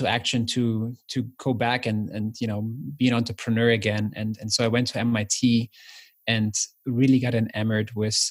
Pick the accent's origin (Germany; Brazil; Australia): Germany; East Germany; moved away; I grew up in East Germany